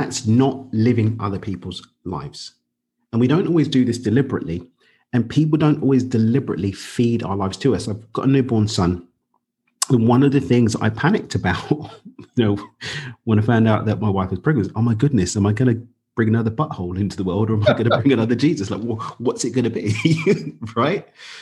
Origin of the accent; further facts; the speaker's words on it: London, United Kingdom; moved away as an adult; now in Cabo San Lucas, Mexico; I'm from East London in the UK. I actually live in Mexico now, down in Cabo